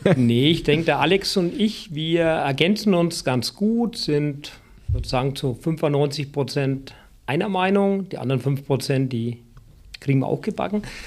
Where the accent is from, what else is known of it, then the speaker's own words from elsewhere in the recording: Franconia, Bavaria, Germany; moved away; also born or lived in Baden-Württemberg; als ich wieder nach Franken zurückkehren durfte